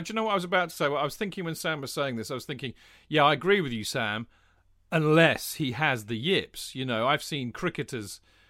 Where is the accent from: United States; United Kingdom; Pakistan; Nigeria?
United Kingdom; England; even as an Englishman